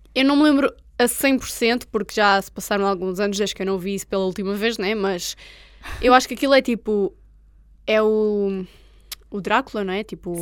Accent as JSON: {"language": "Portuguese", "country": "Portugal", "said": "eu sou Tuga, já sabem que eu sou Tuga"}